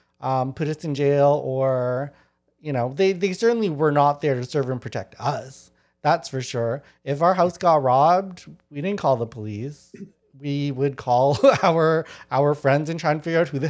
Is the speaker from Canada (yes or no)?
yes; Winnipeg, Manitoba, Canada; I grew up in Winnipeg, which is also known as the Detroit of Canada